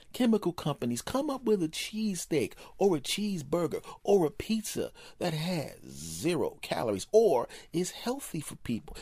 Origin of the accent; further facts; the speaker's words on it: United States; now in Los Angeles, United States; I'm an American